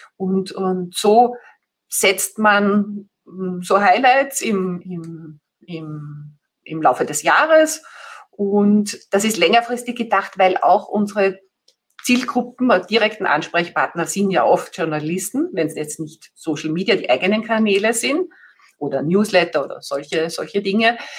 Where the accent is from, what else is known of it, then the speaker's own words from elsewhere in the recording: Vienna, Austria; Ich komme eben aus, aus Österreich, aus dem schönen Wien